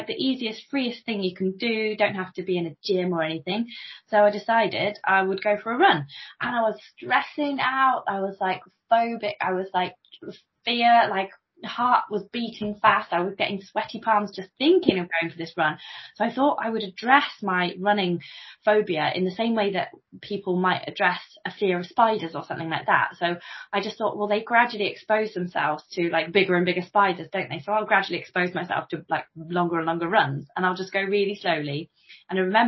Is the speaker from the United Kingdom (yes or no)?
yes; Coventry, West Midlands, United Kingdom; now in Stamford, United Kingdom; I'm from Coventry originally, which is just south of Birmingham